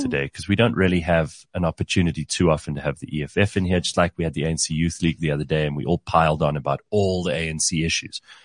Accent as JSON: {"language": "English", "country": "South Africa", "said": "as a South African"}